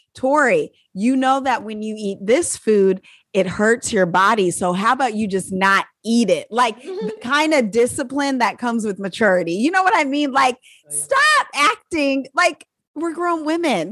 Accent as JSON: {"language": "English", "country": "United States", "said": "I'm an American"}